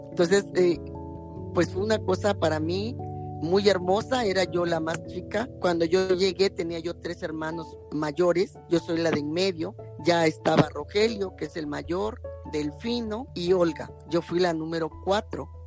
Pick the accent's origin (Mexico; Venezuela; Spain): Mexico; Minatitlán, Veracruz; Entonces mi papá nos regresa nuevamente a Minatitlán